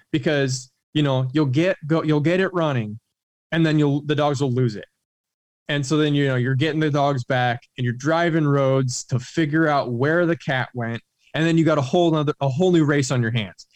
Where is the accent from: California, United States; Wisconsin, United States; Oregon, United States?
Oregon, United States; moved away as an adult; also born or lived in Baton Rouge, Louisiana; moved back up to Oregon, which is kind of my home, you know, my home state